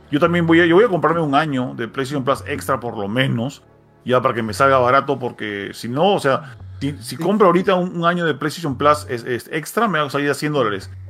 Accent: Peru; Yo soy peruano, pero soy bravo.

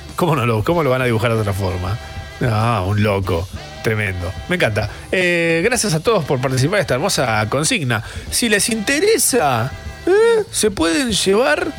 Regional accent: Buenos Aires, Argentina; soy porteña

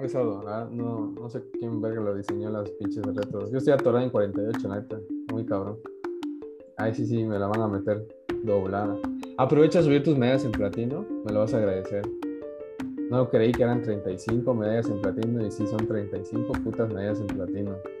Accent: southern Chiapas, Mexico; nosotros que somos de aquí del sur de Chiapas

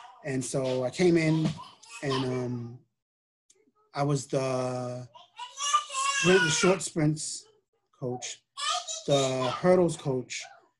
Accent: East Coast, United States; Cause, you know, I knew Harvard and I'm from the East Coast.

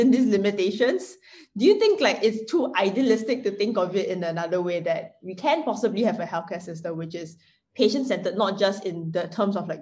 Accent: Singapore; as a Singaporean

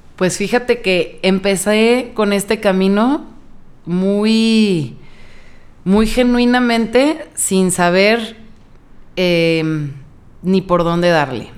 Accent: Guadalajara, Jalisco, Mexico; yo nunca me fui de Guadalajara. O sea, nunca había vivido en otro lugar.

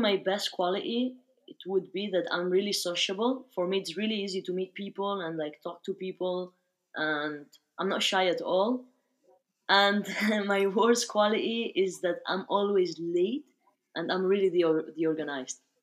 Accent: Barcelona, Catalonia, Spain; moved away as an adult; also born or lived in United Kingdom / Australia; now in France; I was born and raised in Spain, specifically in Barcelona

